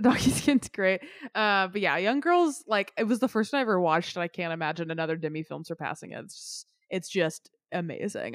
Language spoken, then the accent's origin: English; Memphis, Tennessee, United States; I grew up close to downtown Memphis